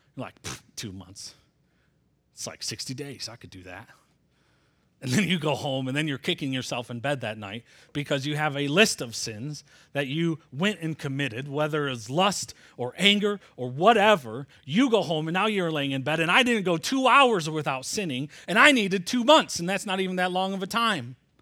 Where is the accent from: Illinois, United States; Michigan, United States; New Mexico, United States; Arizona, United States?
Michigan, United States; I'm from Michigan